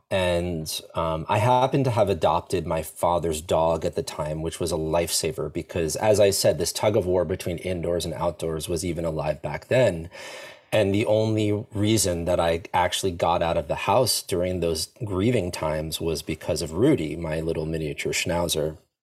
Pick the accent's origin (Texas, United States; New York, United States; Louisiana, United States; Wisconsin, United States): New York, United States; Long Island; I grew up in New York in, uh, a place called Long Island, so an island right next to New York City